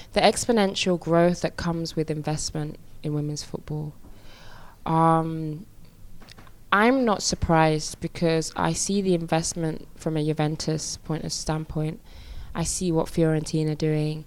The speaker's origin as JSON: {"language": "English", "region": "England", "country": "United Kingdom", "said": "me as a British Nigerian football player"}